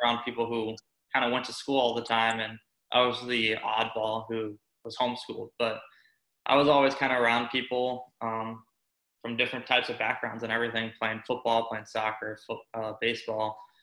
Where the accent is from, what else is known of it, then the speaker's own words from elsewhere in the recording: Tampa, Florida, United States; moved away as an adult; also born or lived in Syracuse; growing up in Tampa